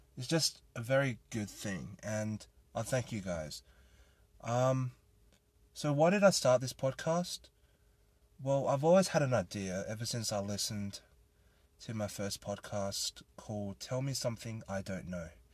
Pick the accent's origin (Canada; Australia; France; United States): Australia; I am a Thai Australian, born and raised in Australia